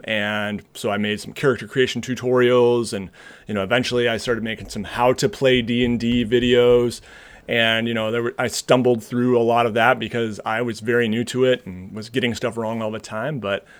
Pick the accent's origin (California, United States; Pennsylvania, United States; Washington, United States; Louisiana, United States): Washington, United States; Seattle; now in Michigan, United States; I grew up in Seattle, Washington, and went to college here in Michigan, where I am now.